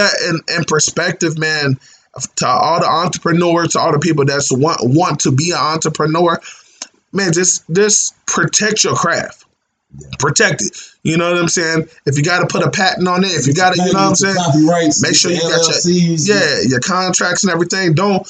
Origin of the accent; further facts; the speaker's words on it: Dayton, Ohio, United States; hey, I'm from Dayton. You know what I'm saying?